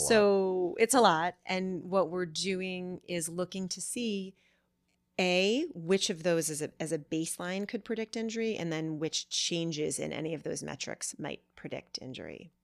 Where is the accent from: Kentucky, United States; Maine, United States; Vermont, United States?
Vermont, United States; I grew up in Vermont